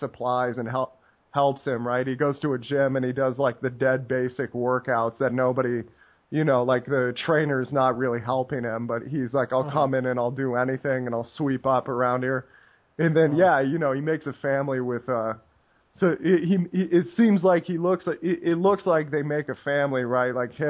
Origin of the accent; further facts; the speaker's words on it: Kodiak, Alaska, United States; moved away; I'm from Kodiak. I was born in Kodiak, Alaska. That's where a lot of my family's from.